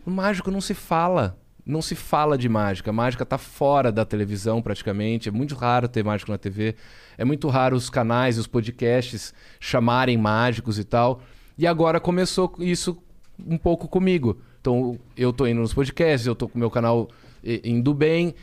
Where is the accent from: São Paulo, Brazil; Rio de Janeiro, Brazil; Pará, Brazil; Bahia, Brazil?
São Paulo, Brazil; Jaú; eu sou de Jaú, interior de São Paulo